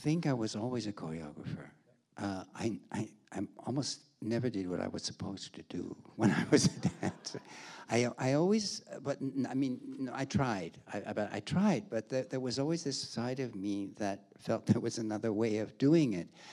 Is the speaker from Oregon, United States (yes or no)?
no; Milwaukee, Wisconsin, United States; moved away as an adult; also born or lived in Chicago; now in Hamburg, Germany; I was born in Milwaukee. My ballet study was in Milwaukee